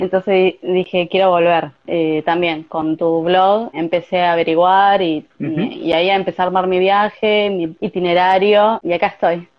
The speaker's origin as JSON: {"language": "Spanish", "town": "Avellaneda", "region": "Buenos Aires Province", "country": "Argentina", "moved": "as an adult", "lives_now": "Tokyo, Japan", "said": "Soy de Buenos Aires, de Avellaneda, zona sur."}